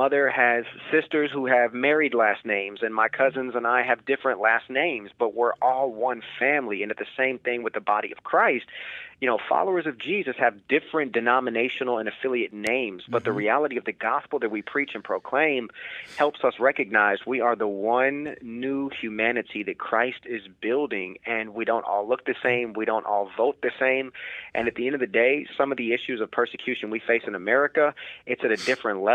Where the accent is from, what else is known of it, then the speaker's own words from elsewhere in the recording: United States; as an American